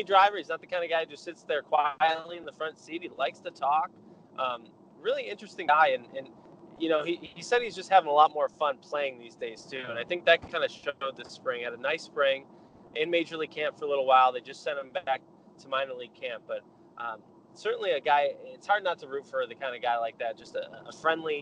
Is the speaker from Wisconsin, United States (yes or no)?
no; Rochester, New York, United States; moved away; growing up in Rochester